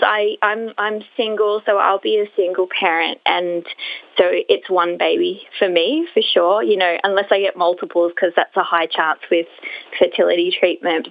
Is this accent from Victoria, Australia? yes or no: no; Brisbane, Queensland, Australia; I'm from Brisbane